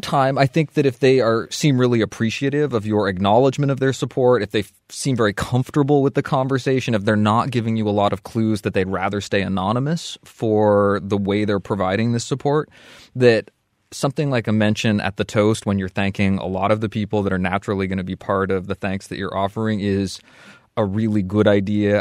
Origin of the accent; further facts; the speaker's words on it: Vermont, United States; moved away as an adult; the community I grew up